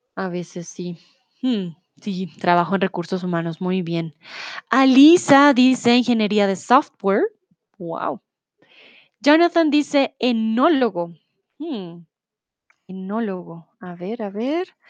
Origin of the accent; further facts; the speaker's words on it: Bogotá, Colombia; moved away as an adult; now in Germany; soy de Colombia, de Bogotá, comúnmente vivo en Alemania